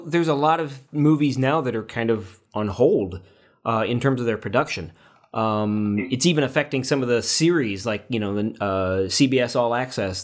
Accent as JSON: {"language": "English", "town": "Paxton", "country": "United States", "tie": "born or raised there", "said": "here in my hometown of Paxton"}